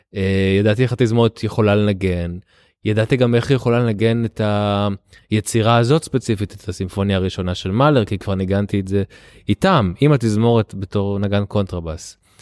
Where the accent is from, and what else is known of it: Israel; born or raised there; also born or lived in Tel Aviv